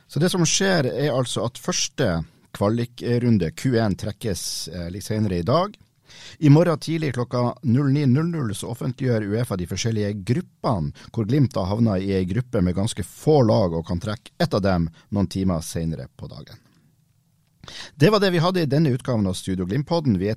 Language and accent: Norwegian; Haugesund, Rogaland, Norway; accent: Haugesund dialect